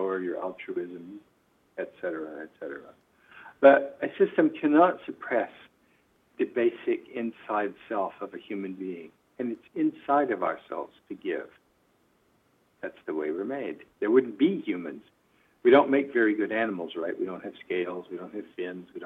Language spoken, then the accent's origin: English; United States; moved away; also born or lived in Middle East; as an American